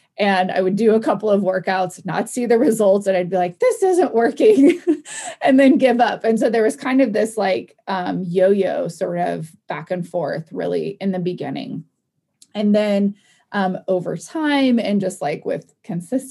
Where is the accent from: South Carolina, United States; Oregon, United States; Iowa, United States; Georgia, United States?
Oregon, United States; I'm from Oregon